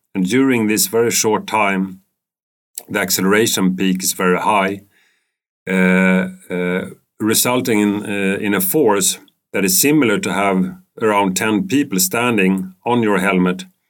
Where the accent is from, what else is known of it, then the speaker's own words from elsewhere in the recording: Stockholm, Stockholm County, Sweden; I'm living in Stockholm. I was born in Stockholm. Um, I've been studying in Stockholm